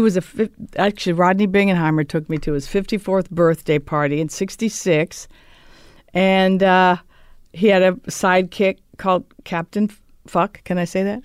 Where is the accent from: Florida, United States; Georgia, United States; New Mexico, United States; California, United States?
California, United States; Los Angeles; I was raised in Reseda